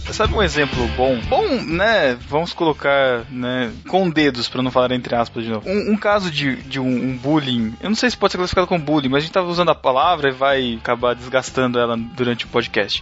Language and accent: Portuguese; Botucatu, São Paulo, Brazil; eu sou de Botucatu, eu fiz faculdade aqui mesmo